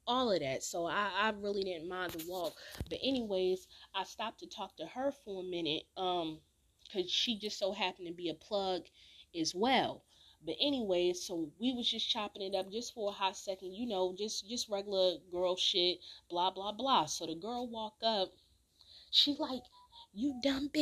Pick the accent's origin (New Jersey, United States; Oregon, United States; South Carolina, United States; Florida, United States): New Jersey, United States; Newark; moved away; also born or lived in California; I'm from Newark, I'm from Jersey